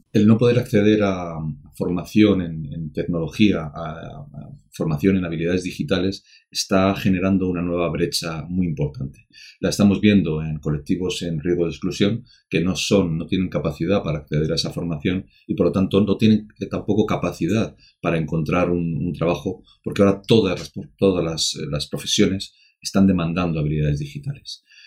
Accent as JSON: {"language": "Spanish", "country": "Spain"}